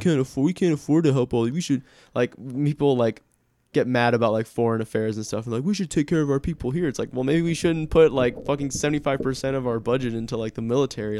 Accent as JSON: {"language": "English", "country": "United States", "said": "I'm an American"}